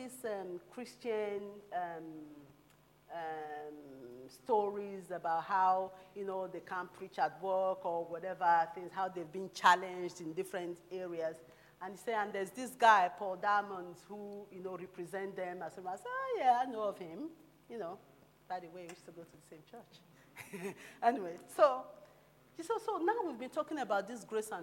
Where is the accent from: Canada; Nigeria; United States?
Nigeria; moved away; also born or lived in London; as a Nigerian person